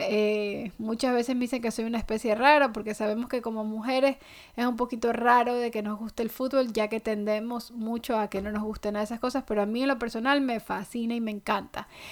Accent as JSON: {"language": "Spanish", "country": "Ecuador", "moved": "yes", "lives_now": "United States", "said": "yo soy ecuatoriana"}